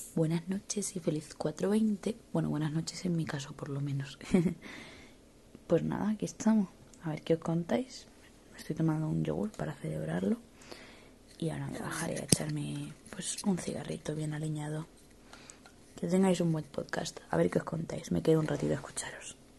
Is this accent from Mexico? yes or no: no; Spain; yo soy española